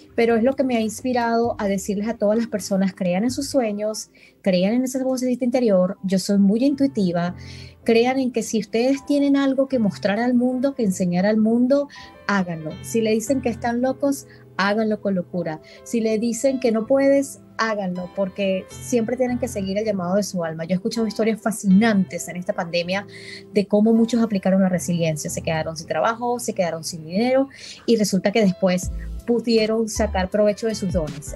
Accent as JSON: {"language": "Spanish", "country": "Venezuela", "moved": "yes", "lives_now": "Dallas, United States", "said": "venezolana aquí en Dallas"}